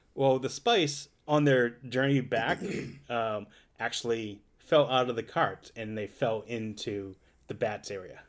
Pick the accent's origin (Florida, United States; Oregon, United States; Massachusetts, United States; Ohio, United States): Massachusetts, United States; Boston; accent: Boston; my Boston accent